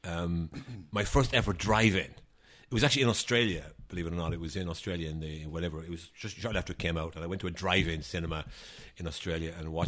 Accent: Ireland; moved away as an adult; now in United States; I am an Irish nationalist, obviously. I wouldn't be working for the Irish government if I wasn't.

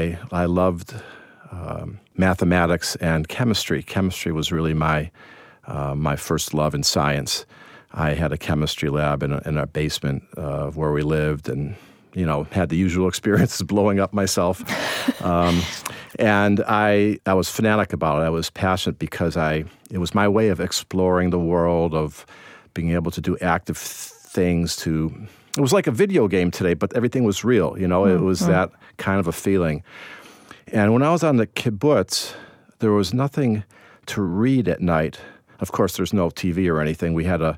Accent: Evanston, Illinois, United States; I grew up in Chicago, actually in Evanston for most of my time in Chicago, which is a near north suburb.

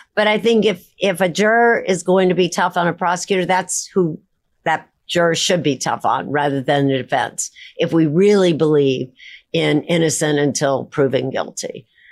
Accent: Midwest, United States; I grew up in the Midwest, the very center of the United States.

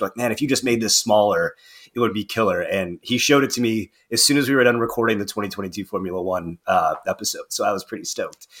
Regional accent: Northern Indiana, United States; moved away as an adult; now in Cincinnati, United States; Northern Indiana in my hometown

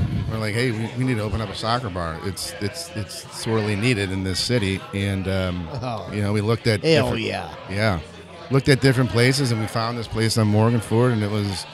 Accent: St. Louis, Missouri, United States; also born or lived in Chicago; growing up in St. Louis, and St. Louis is a big soccer town

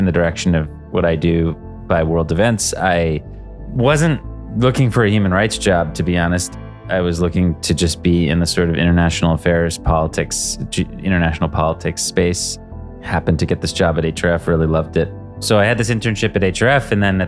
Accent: United States; also born or lived in Boston; I grew up in a series of towns outside of New York City

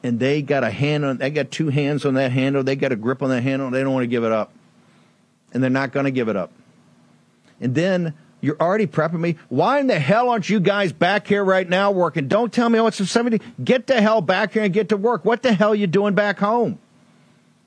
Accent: Richmond, Virginia, United States; I'm a Southerner. Richmond, Virginia is my hometown

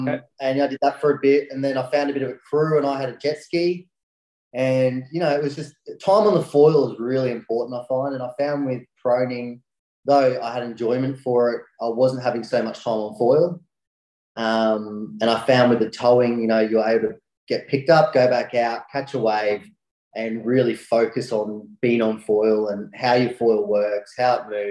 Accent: Brisbane, Queensland, Australia; I came from Brisbane, which is about an hour and a half away from either Gold Coast or Sunshine Coast, if people are looking on the map.

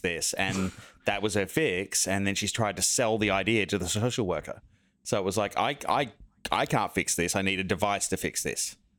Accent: semi outback Australia, six hours out of Sydney, New South Wales, Australia; moved away; I grew up in like semi outback Australia, like out in the bush, six hours out of Sydney

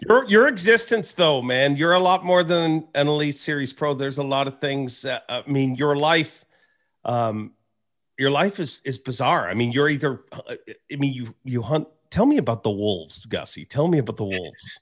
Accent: Canada; as a Canadian and having an oddball job at Bass

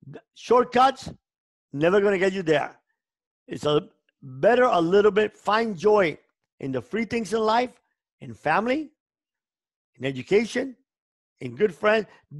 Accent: Cuba; moved away; The biggest joy in my life came when I came from Cuba and I didn't have money to eat.

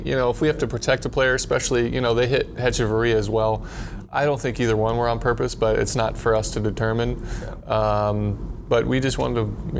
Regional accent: Ohio, United States; also born or lived in Tennessee; I grew up an A's fan. I grew up in Ohio, but an A's fan, and I'm a left-handed pitcher

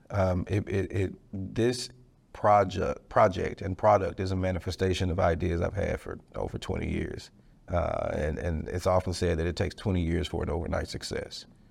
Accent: Dallas, Texas, United States; I'm from Dallas. I'm a Dallas guy, Oak Cliff, Dallas, Texas, uh, right off Red Bird Lane, went to Carter High School.

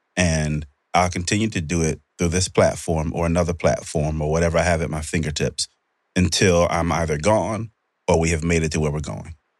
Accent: United States; this is where I was born. This is my country.

